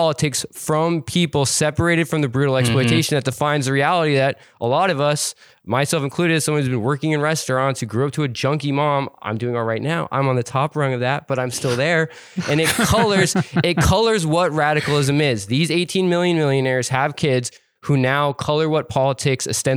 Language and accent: English; Montana, United States; I grew up poor in a small town in Montana